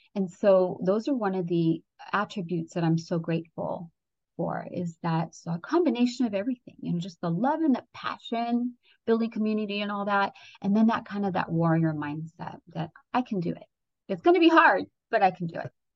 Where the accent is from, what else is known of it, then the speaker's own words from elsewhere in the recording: Redondo Beach, California, United States; also born or lived in Ecuador; I immigrated here from Ecuador, South America, and by the time I was eight, we moved into this one area in uh, Southern California in Redondo Beach